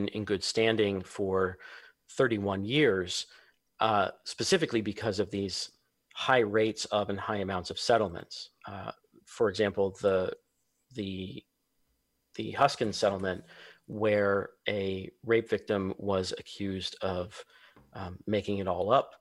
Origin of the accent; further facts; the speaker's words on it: Vallejo, California, United States; my hometown